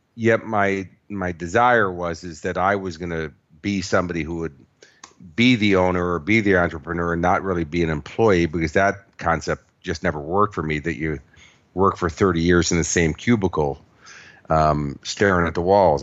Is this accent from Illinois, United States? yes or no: yes; Chicago, Illinois, United States; moved away as an adult; also born or lived in Los Angeles; now in Australia; I was born and raised in Chicago, and then, uh, when I was eighteen years old, I moved to Los Angeles.